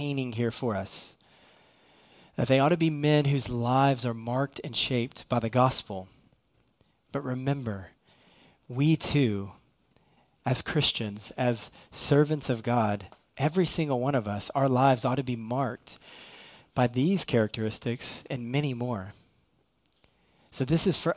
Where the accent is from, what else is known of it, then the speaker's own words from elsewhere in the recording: Irving, Texas, United States; I'm from Irving.